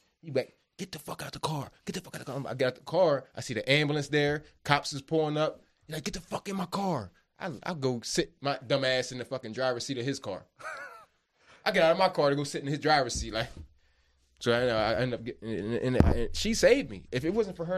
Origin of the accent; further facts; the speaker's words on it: Media, Pennsylvania, United States; where we're from out here in Delaware County, right? Media, I'm from Media, Pennsylvania